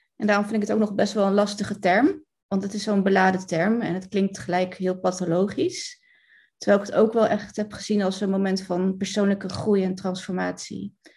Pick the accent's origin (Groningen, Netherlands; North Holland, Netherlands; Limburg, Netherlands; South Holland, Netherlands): South Holland, Netherlands; Rotterdam; ik kom uit Rotterdam